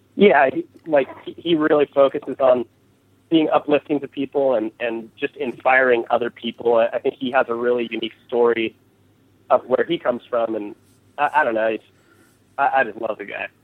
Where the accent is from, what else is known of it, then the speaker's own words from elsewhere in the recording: California, United States; growing up in California